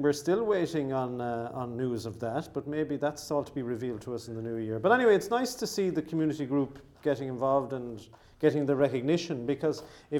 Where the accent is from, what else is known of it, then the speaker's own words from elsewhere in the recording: Mitchelstown, Munster, Ireland; my hometown of Mitchelstown.